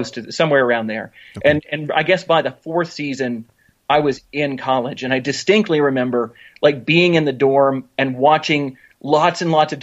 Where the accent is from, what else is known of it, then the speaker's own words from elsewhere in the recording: Knoxville, Tennessee, United States; my hometown of Knoxville, Tennessee